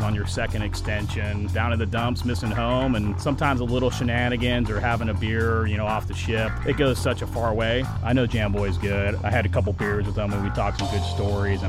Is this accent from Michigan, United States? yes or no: no; Thousand Oaks, California, United States; also born or lived in San Diego; Native of Thousand Oaks, California, kind of just south of Ventura, Point Magoo area